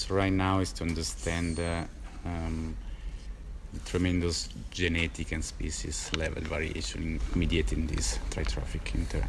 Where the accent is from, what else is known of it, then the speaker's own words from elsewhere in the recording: Switzerland; I'm from Switzerland